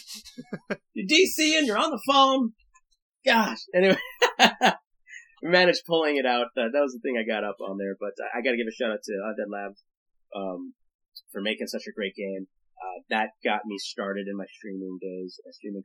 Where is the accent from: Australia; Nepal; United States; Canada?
Canada; I am Canadian